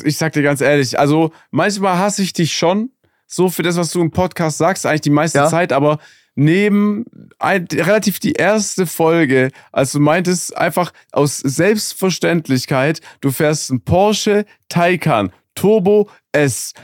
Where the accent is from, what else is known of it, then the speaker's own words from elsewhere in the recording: Germany; ich komme aus Deutschland